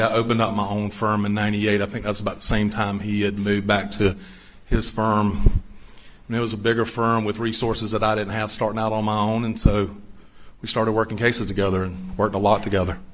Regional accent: Bamberg, South Carolina, United States; I grew up in Bamberg

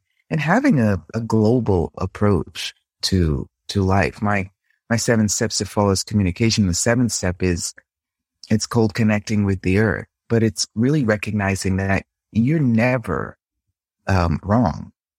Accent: Boston, Massachusetts, United States; now in Rome, Italy; I was born and raised in Boston.

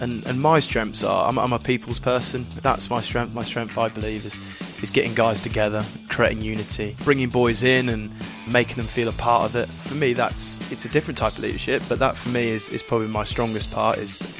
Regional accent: East of England, United Kingdom; I'm from Norfolk, so that might make some sense.

